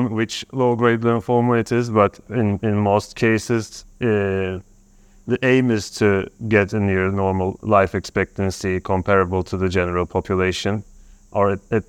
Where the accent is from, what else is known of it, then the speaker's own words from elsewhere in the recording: Turkey; I'm from Turkey.